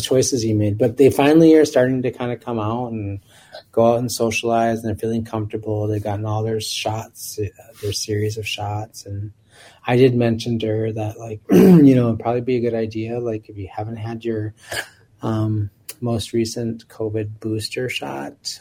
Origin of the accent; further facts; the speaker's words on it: Minneapolis, Minnesota, United States; growing up in South Minneapolis and being able to ride my bike from my home at 31st and Minnehaha